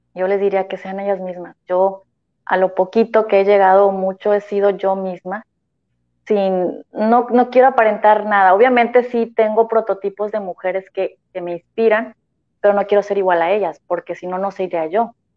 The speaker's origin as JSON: {"language": "Spanish", "area": "Tampico", "region": "Huasteca", "country": "Mexico", "lives_now": "Tampico, Mexico", "said": "soy de, de la Huasteca, y sentía, bueno, y también Jaiba, ¿verdad? Mitad Huasteca, mitad Jaiba"}